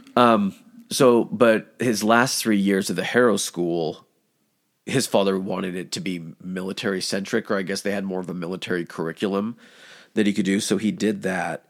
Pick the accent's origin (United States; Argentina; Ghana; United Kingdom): United States; as an American